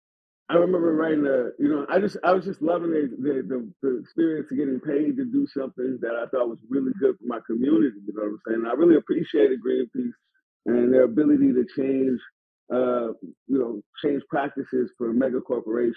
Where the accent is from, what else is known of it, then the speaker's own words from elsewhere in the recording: San Francisco, California, United States; I'm from Hunter's Point.